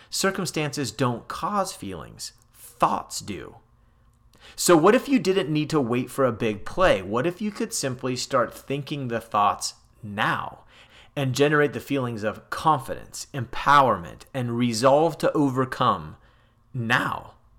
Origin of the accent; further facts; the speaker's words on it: California, United States; Growing up in California